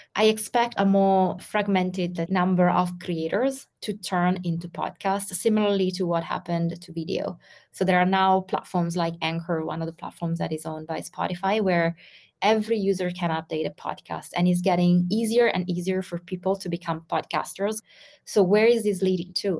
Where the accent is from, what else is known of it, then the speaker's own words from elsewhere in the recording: Ghana; I am from Ghana and currently living in Ghana, located in West Africa.